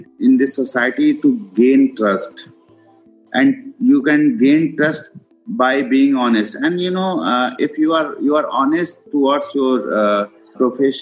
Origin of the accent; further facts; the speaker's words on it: India; as an Indian